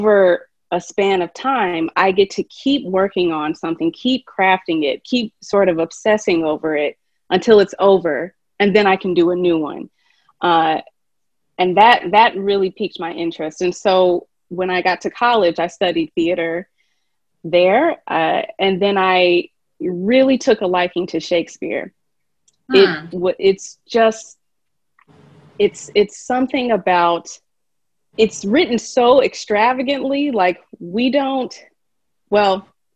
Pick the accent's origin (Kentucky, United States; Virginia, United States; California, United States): Kentucky, United States; moved away; I'm from Kentucky, and I taught just a little bit there.